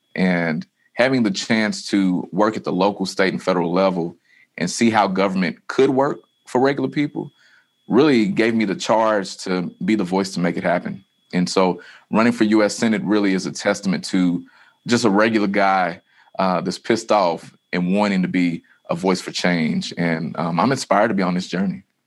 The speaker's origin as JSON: {"language": "English", "town": "Louisville", "region": "Kentucky", "country": "United States", "said": "I come from the West End of Louisville"}